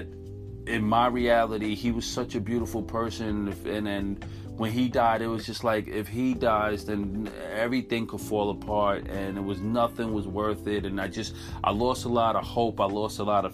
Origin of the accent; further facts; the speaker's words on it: New York City, New York, United States; we're from Crown Heights, and we settled in 1981 in Crown Heights, Brooklyn, and lived there since. My mom still lives over there, and that's where we grew up. So I'm a Crown Heights kid.